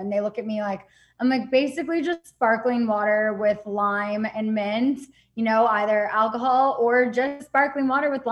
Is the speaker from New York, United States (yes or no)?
no; Azusa, California, United States; moved away as an adult; now in San Diego, United States; I grew up in Azusa, California, and I am currently living in San Diego